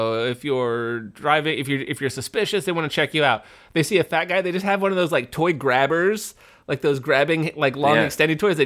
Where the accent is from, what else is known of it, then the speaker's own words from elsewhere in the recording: United States; I'm from America